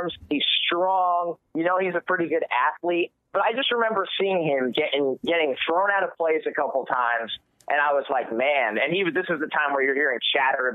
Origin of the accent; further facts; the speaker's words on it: New York, United States; I'm from New York. I grew up in a family full of Jets season ticket holders